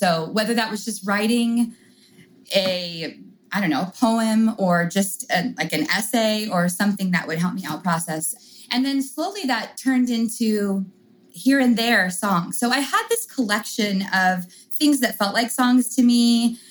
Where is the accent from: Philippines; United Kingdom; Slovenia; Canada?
United Kingdom; England; I grew up in England.